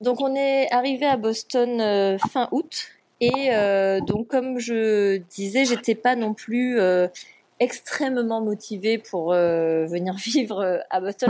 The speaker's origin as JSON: {"language": "French", "country": "Martinique", "tie": "born or raised there", "also_born_or_lived": "Paris", "moved": "as an adult", "said": "j'ai quitté la Martinique où j'avais passé toute ma vie pour aller en prépa à Paris"}